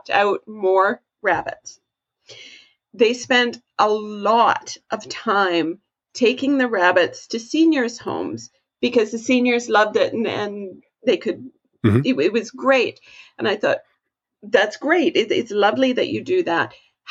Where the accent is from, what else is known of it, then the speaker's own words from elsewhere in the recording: Canada; I'm Canadian